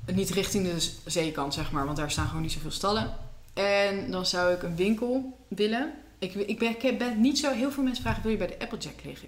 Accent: Netherlands; wij hebben veel keus als Nederlanders

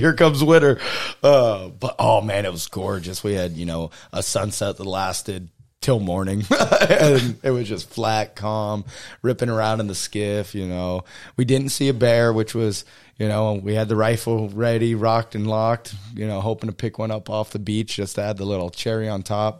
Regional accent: Texas, United States; moved away; also born or lived in South Dakota; growing up in Texas, we drive, you know, twelve hours up into the Panhandle

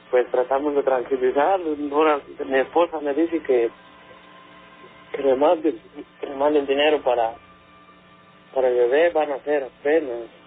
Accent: Santa María, Oaxaca, Mexico; Originario de Oaxaca.

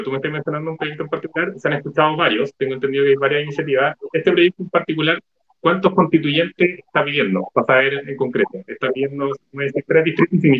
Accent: Chile; aunque uno vive en el extranjero, también son de preocupación porque uno sigue siendo chileno

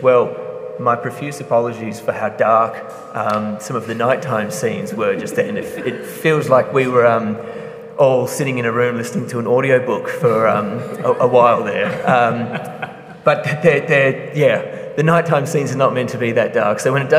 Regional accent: Perth, Western Australia, Australia; accent: slight English; I'm a Perth born and bred, despite any slight English sort of tone in my accent that I could be accused of.

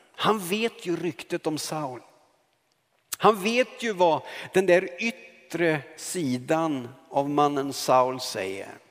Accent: Karlskoga, Örebro County, Sweden; moved away; så kom jag hem till min hemstad Karlskoga

